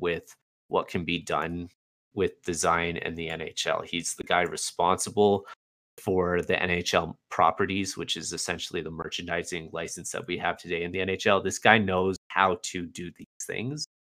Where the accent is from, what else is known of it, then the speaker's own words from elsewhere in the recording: Canada; as a Canadian